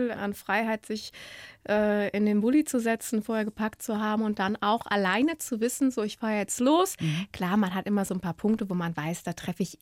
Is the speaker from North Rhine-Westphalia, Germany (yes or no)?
yes; Cologne, North Rhine-Westphalia, Germany; Ja, ich bin eine Kölsche Mädchen und ich habe ein Praktikum machen dürfen in Wien.